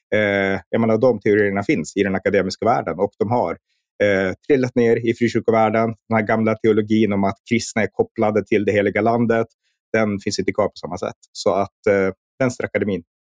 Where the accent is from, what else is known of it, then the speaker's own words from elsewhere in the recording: Norrland, Sweden; när jag växte upp här uppe i Norrland